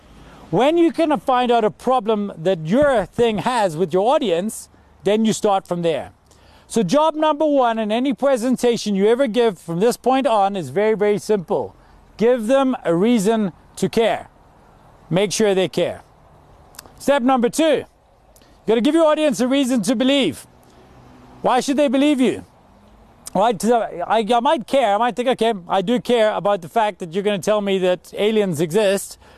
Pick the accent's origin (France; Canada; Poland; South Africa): South Africa; also born or lived in Glasgow, Scotland; I moved here when I was 9 years old because my father got a job in South Africa